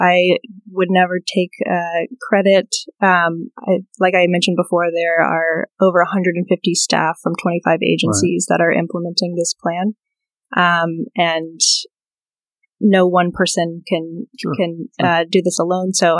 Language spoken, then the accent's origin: English; Blacksburg, Virginia, United States; I grew up in Blacksburg, Virginia